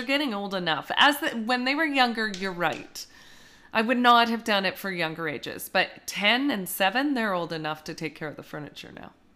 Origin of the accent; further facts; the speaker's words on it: Canada; as a Canadian